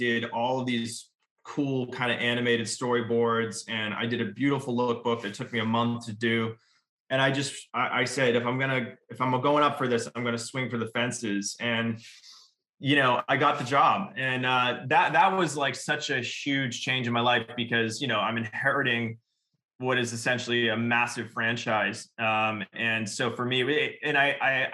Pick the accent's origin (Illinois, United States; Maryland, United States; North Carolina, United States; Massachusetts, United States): Massachusetts, United States; Revere; moved away as an adult; also born or lived in Boston; now in California, United States; I'm from Revere, Massachusetts, New England.